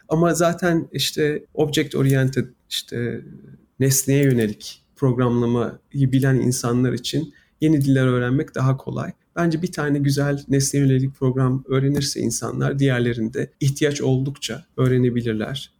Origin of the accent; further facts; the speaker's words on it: Istanbul, Turkey; moved away as an adult; now in United States; Ben İstanbul'da büyüdüm